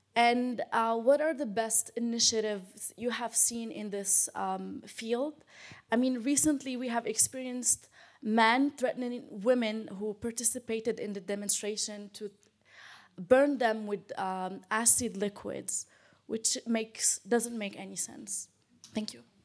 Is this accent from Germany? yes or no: no; Algeria; I'm from Algeria